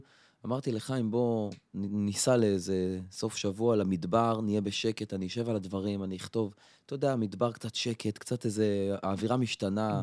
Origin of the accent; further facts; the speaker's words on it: Afula, Northern District, Israel; now in Tel Aviv, Israel; הילדות שלי בעפולה